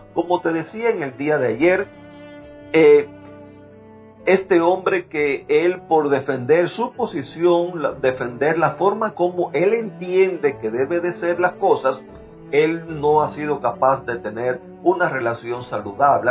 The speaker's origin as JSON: {"language": "Spanish", "country": "Cuba", "moved": "yes", "said": "soy cubano"}